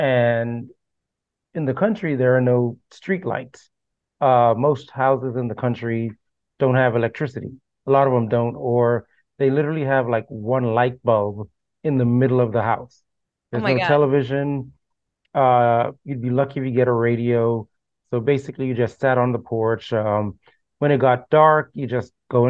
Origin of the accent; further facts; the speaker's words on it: Bahamas; also born or lived in Jamaica; now in Florida, United States; I was born in the Bahamas, but I would visit Jamaica every summer